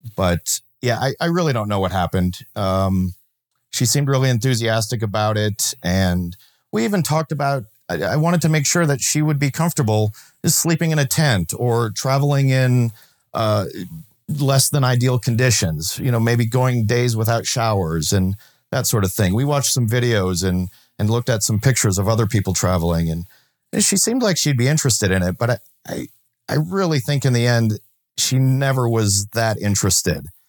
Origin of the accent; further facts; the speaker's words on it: Minnesota, United States; I grew up in Minnesota, and when I moved out of my parents' house, I moved into a rural part of the state